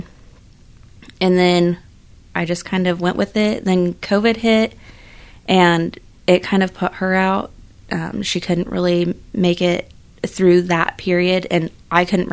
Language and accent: English; Larned, Kansas, United States; I grew up in Larned for the most part. We moved back when I was in fourth grade, graduated high school